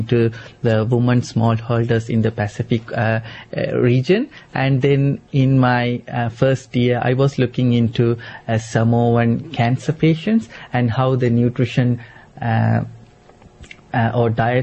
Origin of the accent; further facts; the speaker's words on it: Sri Lanka; also born or lived in Australia; now in Canberra, Australia; I'm from Sri Lanka, and we have lots of yam back in my country as well